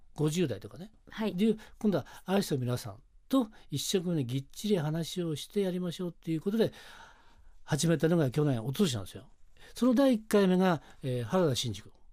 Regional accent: Suzaka, Nagano, Japan; moved away as an adult; also born or lived in Tokyo; 私の故郷、さえー、長野県は須坂市っていうところ

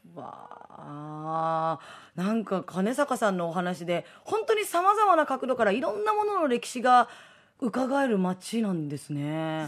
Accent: Tochigi, Japan; 私栃木出 身

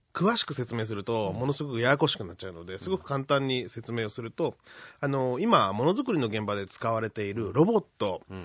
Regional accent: Hamamatsu, Shizuoka, Japan; 浜松市の中でも、山間地の出身で、木材の、はい、あの生産だったり加工が有名な地域出身なので

